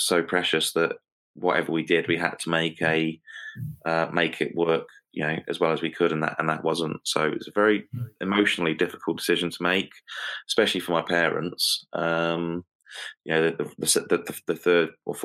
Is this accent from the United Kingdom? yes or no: yes; United Kingdom; as a British driver